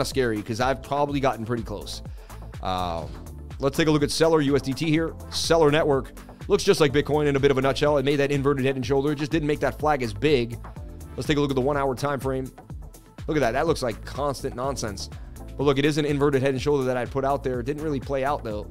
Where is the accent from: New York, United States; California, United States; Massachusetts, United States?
Massachusetts, United States; Boston; I grew up in Boston, and when I was about 13, I met a kid in school